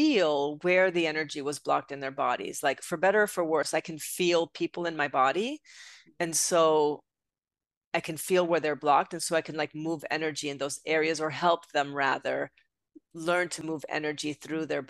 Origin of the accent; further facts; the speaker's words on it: Puerto Rico; moved away as an adult; also born or lived in Europe; now in Connecticut, United States; I'm originally from Puerto Rico. Okay. So I grew up on the island and I came to United States, to the mainland when I was 18 years old